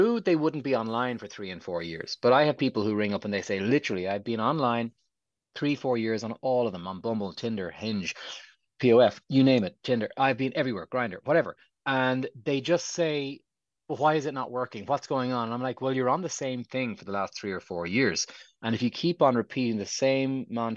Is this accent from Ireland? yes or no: yes; Ireland